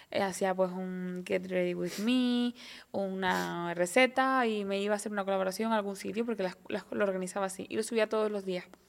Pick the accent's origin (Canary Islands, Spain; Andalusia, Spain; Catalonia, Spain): Canary Islands, Spain; somos la mujer canaria, esa mezcla bereber, guanche, latinoamericana, europea